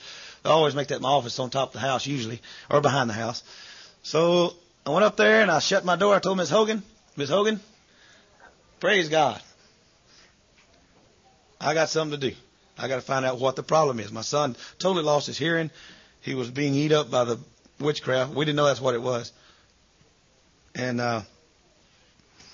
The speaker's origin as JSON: {"language": "English", "country": "United States", "moved": "yes", "said": "I am an American"}